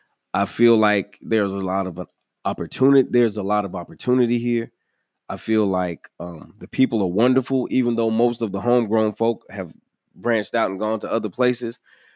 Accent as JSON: {"language": "English", "region": "New York", "country": "United States", "tie": "born there", "said": "I was born in New York."}